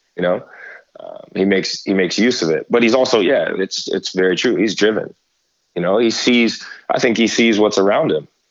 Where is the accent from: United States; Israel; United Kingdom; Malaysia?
United States; Stockton, California; I grew up here in the Central Valley in in Stockton